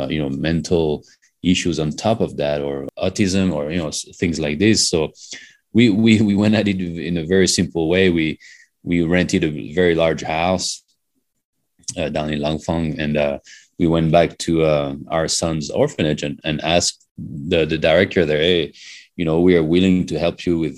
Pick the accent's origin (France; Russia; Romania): France; moved away as an adult; also born or lived in Canada / Hong Kong / China / Philippines; now in Colorado, United States; we are from France originally. We were born in France. And then in our 20s, we came to the US for our studies.